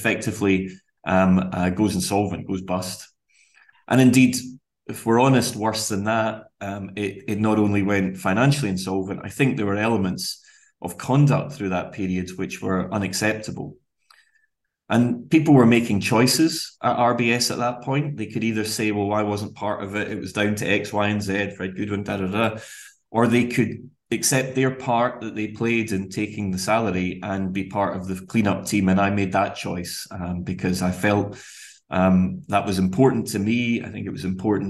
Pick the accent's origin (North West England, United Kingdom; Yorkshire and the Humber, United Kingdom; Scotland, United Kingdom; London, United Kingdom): Scotland, United Kingdom; Glasgow; We grew up relatively humbly in Glasgow, latterly though less so in the suburbs of Glasgow